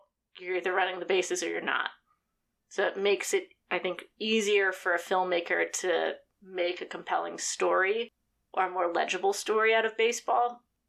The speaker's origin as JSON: {"language": "English", "country": "United States", "said": "I'm American"}